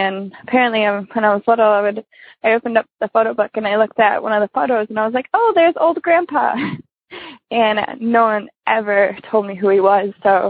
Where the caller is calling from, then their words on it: Wisconsin, United States; from Wisconsin.